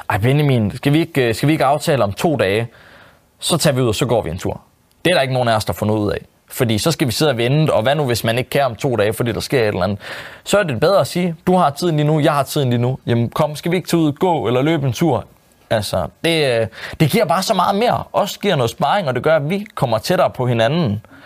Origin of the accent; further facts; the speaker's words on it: Jutland, Denmark; fordi han kommer måske fra Sjælland af, og jeg kommer fra Jylland